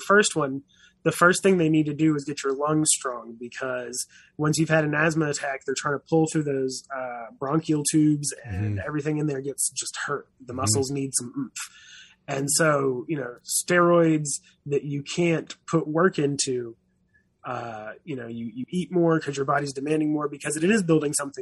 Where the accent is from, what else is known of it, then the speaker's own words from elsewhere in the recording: the South, United States; also born or lived in San Diego; now in Boston, United States; I was raised on Southern food